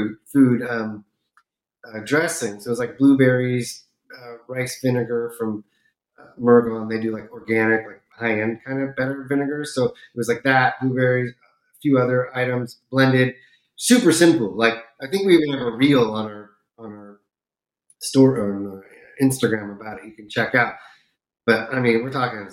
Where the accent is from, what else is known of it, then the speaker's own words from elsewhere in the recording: California, United States; now in Florida, United States; where I grew up in California, we have a lot of really good Indian food. And now I'm out in Florida